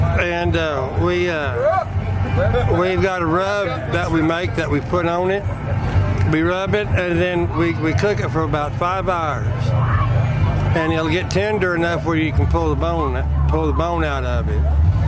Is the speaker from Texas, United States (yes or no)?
yes; Monahans, Texas, United States; From Monahan, Texas.